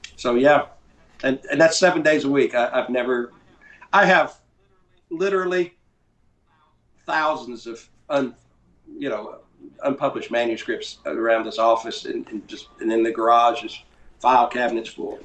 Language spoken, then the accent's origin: English; North Carolina, United States; also born or lived in Fort Lauderdale, Florida; now in Texas, United States; I, grew up in North Carolina. I live in Texas